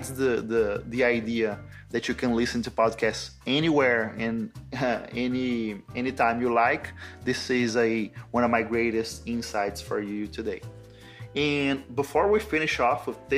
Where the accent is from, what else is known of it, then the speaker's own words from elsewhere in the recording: Brazil; first language Brazilian Portuguese; English is a second language; I'm not a native speaker of English, I was born in Brazil, I'm a Brazilian. I'm a native Portuguese, Brazilian Portuguese speaker